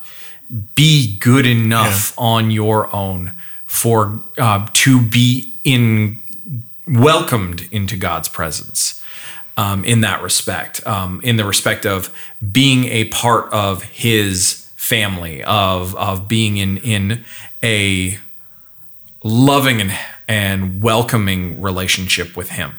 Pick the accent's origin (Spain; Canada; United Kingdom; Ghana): Canada; northern Alberta; I grew up just north of there